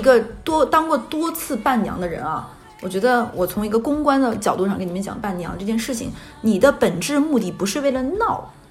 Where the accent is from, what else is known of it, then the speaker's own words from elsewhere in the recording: Northeast China, China; now in Shanghai, China; 在我老家东北，就是一个五线城市